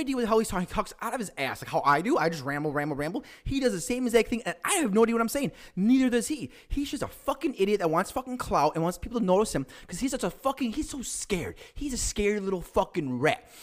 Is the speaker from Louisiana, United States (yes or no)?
no; Chicago, Illinois, United States; also born or lived in Aurora, Illinois; We're all from Chicago.